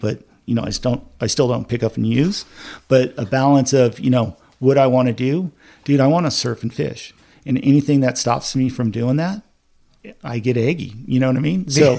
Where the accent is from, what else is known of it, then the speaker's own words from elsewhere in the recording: Dana Point, California, United States; also born or lived in Redondo Beach, California / Huntington Harbor, California; I grew up in Dana Point. I was born in Redondo Beach, but I know, you know, I spent a lot of time in Redondo Beach, King Harbor.